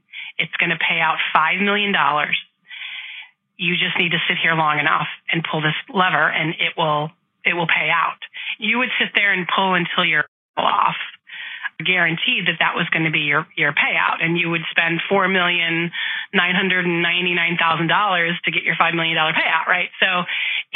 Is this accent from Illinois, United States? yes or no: yes; Chicago, Illinois, United States; I grew up in Chicago in the Midwest